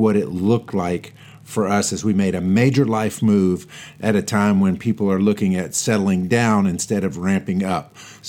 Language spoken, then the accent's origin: English; Louisiana, United States; moved away as an adult; now in Middle Tennessee, United States; I was born and raised in Louisiana